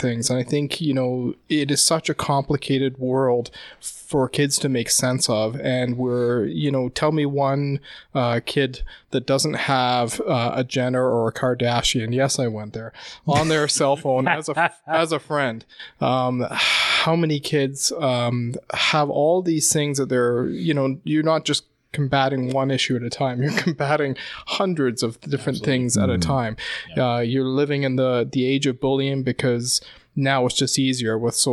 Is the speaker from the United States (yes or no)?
no; England, United Kingdom; Yeah, yeah. I grew up in in in England